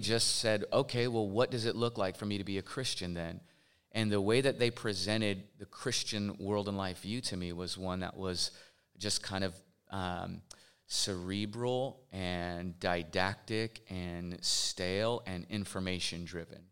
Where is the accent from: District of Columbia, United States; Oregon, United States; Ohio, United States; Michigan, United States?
Oregon, United States; Portland; I am from Portland, Oregon